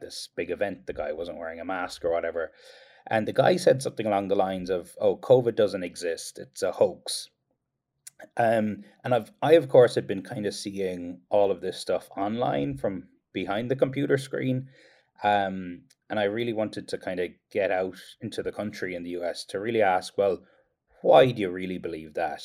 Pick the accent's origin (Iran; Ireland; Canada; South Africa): Ireland; Kerry, Munster; now in United States